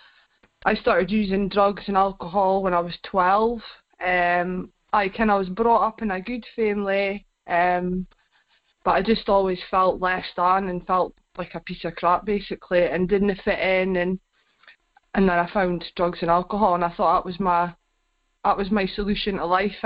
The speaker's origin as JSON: {"language": "English", "town": "Aberdeen", "region": "Scotland", "country": "United Kingdom", "tie": "born or raised there", "said": "I'm back in Cove now. I grew up in Cove"}